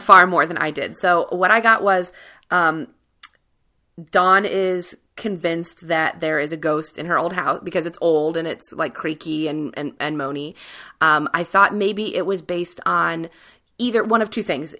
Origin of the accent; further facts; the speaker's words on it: Cincinnati, Ohio, United States; I grew up in Cincinnati, right above the Mason-Dixon line